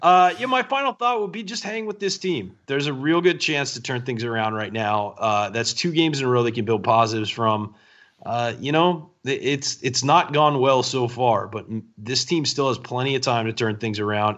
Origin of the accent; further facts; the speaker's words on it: San Diego, California, United States; San Diego, my hometown, uh, where I grew up and, and have lived for most of my life